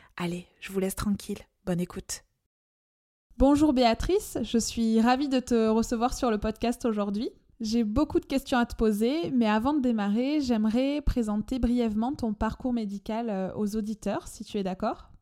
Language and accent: French; France; accent: chantant; mon accent chantant